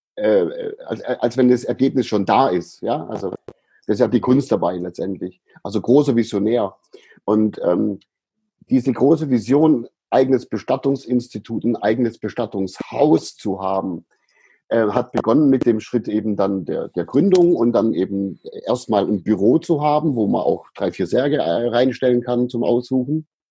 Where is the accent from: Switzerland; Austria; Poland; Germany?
Germany; Ehningen/Aidlingen near Sindelfingen, Baden-Württemberg; in einen Ort gezogen, der sich Eidlingen nennt. Das ist in der, in der mhm. Gegend auch. Und dort habe ich meine Kindheit verbracht